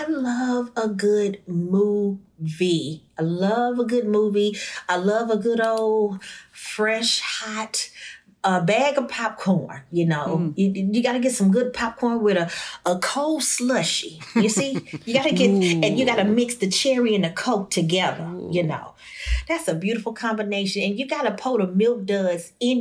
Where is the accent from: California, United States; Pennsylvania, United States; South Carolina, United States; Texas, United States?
Texas, United States; Houston; I'm from Sunnyside, Texas